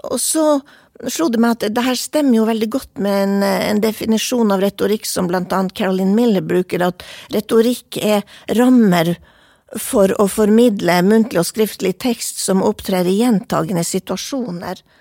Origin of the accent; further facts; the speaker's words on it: Vadsø, Finnmark, Norway; accent: Vadsø dialect; also born or lived in Kirkenes / Tana; Eh, jeg snakker dialekten min. Jeg er oppvokst i eh, Finnmark, eh, Kirkenes, Tana, Vadsø. Jeg har lagt meg på en Vadsø-dialekt og tviholdt på den.